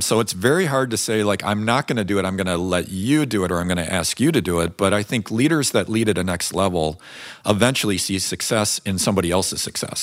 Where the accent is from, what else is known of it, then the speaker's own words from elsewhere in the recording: Chicago, Illinois, United States; I grew up in Chicago where that was a little bit more of the temperament